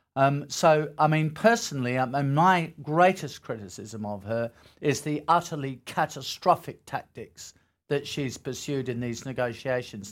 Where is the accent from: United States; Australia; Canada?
Australia; as an Australian